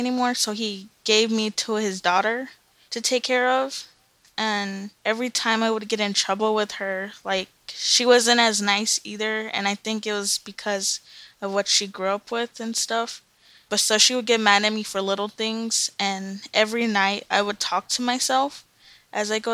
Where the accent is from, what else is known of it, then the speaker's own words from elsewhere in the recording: Lake Los Angeles, California, United States; also born or lived in Antelope Valley / Santa Monica; I grew up, like, in a very small city that's even smaller than that, called Lake Los Angeles.